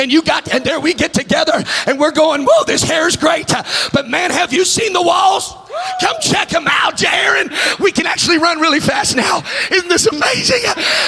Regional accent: Texas, United States; My mansion's bigger than your mansion because I'm from Texas.

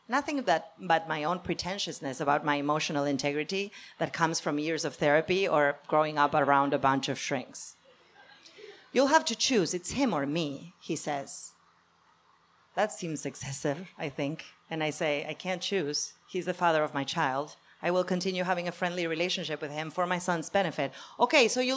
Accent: Argentina; moved away; I'm from Argentina.

